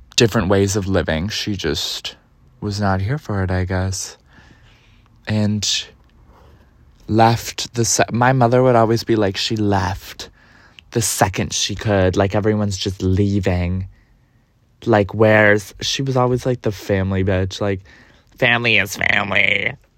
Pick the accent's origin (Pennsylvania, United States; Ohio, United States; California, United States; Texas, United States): Ohio, United States; Cleveland; now in New York, United States; I grew up in Cleveland, Ohio, the east suburbs of Cleveland